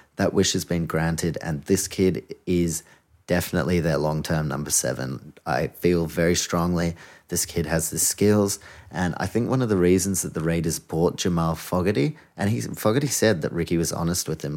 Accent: Auckland, New Zealand; I'm from Auckland

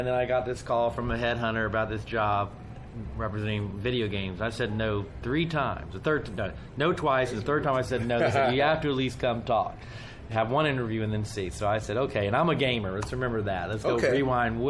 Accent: Dayton, Ohio, United States; moved away as an adult; now in Washington, D.C., United States; I've been born and raised in Dayton, Ohio.

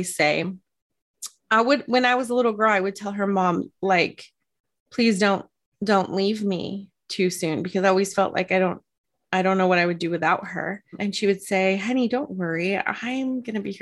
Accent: California, United States; I'm not Mexican, but I grew up in California

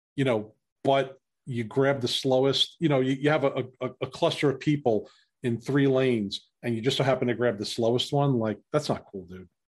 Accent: New York City, New York, United States; I grew up in New York City

